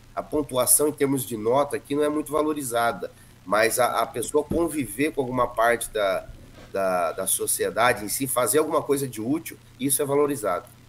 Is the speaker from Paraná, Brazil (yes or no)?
yes; Lunardelli, Paraná, Brazil; moved away as an adult; also born or lived in Curitiba, Brazil; now in Orlando, United States; sou do interior do Paraná, de uma cidadezinha de Lunardelli, e daí fui para Curitiba há mais de 30 anos